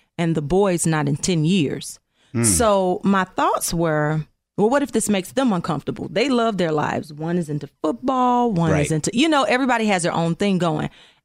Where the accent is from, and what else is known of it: Georgia, United States